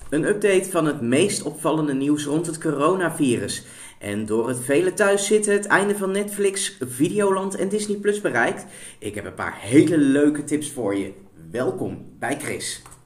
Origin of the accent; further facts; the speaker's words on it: India; now in Netherlands; in mijn geboorteland, India